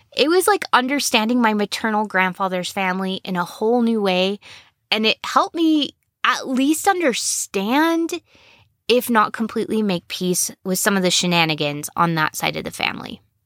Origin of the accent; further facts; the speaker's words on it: United States; If we're American and we were Mormon at some point, especially if we were raised Mormon, we speak about things in a very specific way